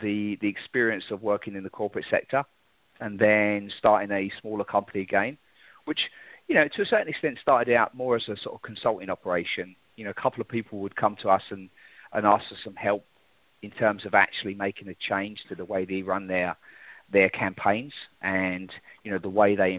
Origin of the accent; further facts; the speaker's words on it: London, United Kingdom; moved away as an adult; now in United States; I'm originally from London, England